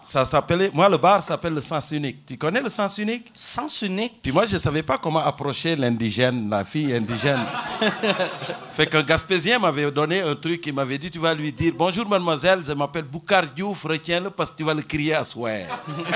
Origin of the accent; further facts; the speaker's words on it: Senegal; moved away as an adult; also born or lived in Rimouski, Canada; now in Longueuil, Canada; Je suis parti du Sénégal